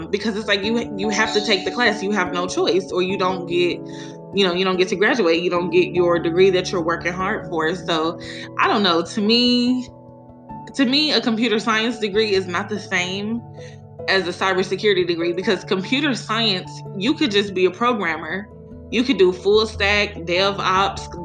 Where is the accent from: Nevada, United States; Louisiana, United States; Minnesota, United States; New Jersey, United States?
Nevada, United States; Las Vegas; moved away as an adult; now in Texas, United States; I'm from Vegas, and when I went to the school out there, it wasn't even a program.